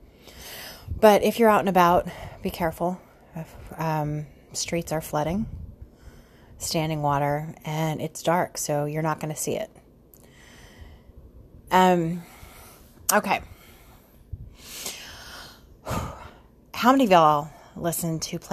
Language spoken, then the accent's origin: English; Sugar Land, Texas, United States; I grew up in the Southwest side, so I grew up in Sugar Land.